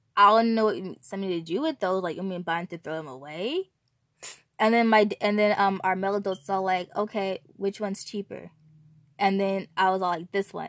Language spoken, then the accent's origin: English; California, United States; I'm from California